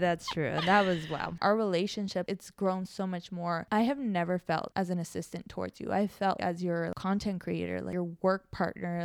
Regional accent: Mexico; moved away; I was born in Mexico, so I've grown up very connected to my Mexican culture roots

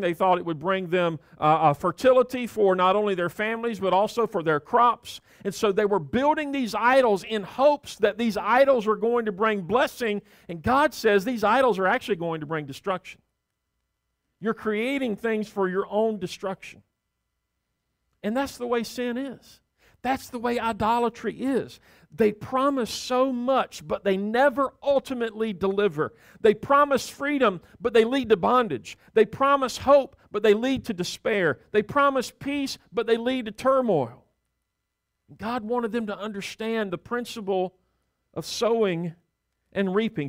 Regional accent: the South, United States; growing up in the South

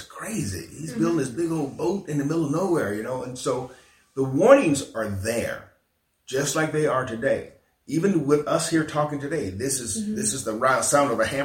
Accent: Selma, Alabama, United States; my hometown of Selma, not just for the state of Alabama

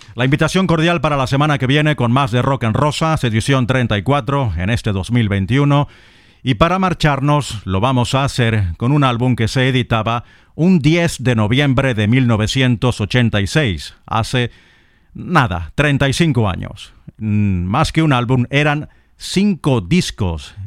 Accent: Lechería, Anzoátegui, Venezuela; en mi ciudad natal, en Puerto La Cruz, en Lechería, donde no nací pero sí crecí y viví los años mozos, los años adolescentes

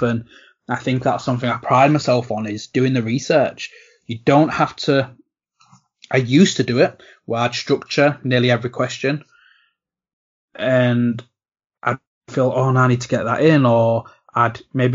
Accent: England, United Kingdom; despite me being English

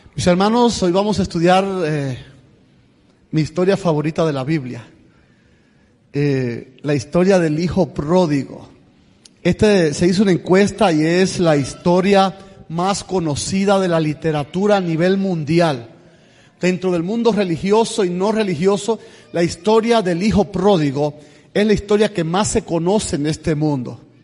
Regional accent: Camagüey, Cuba; moved away as an adult; also born or lived in Tula, Russia; now in United States; Soy de Cuba, pero en Cuba soy de la provincia de Camagüey, 570 kilómetros hacia el este de La Habana. Nací en el reparto Garrido, ahí en Camagüey.

